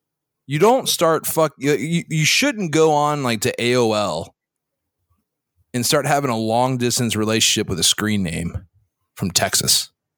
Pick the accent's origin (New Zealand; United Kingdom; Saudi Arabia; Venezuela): Saudi Arabia; born there; I can't because I was born in Saudi.